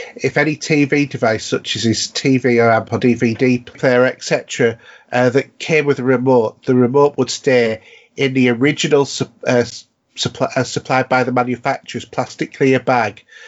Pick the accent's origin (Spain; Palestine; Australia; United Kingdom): United Kingdom; Yorkshire and the Humber; we have a saying in North Yorkshire that, you know, as a Yorkshireman